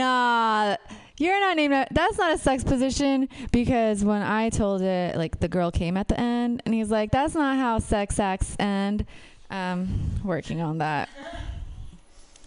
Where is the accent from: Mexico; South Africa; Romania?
Romania; moved away; I'm from Romania